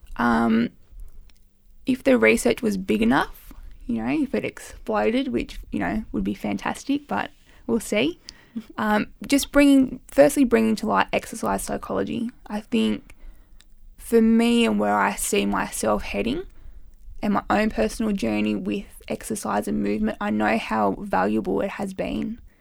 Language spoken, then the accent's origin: English; Armidale, New South Wales, Australia; moved away; my hometown, which is Armidale, New South Wales.